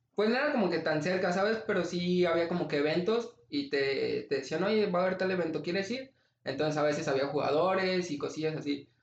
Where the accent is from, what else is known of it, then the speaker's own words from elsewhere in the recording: Los Reyes, Michoacán, Mexico; moved away as an adult; also born or lived in Morelia / Guadalajara; regresarme de Guadalajara a Los Reyes porque empezó la pandemia